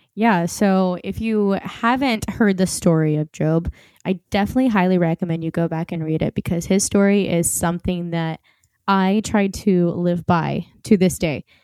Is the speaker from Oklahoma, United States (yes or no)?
yes; Oklahoma, United States; accent: Southern; I am born in America, and a lot of people say that I tend to sometimes throw in, like, a Southern accent. So if it comes out, I apologize. I'm from Oklahoma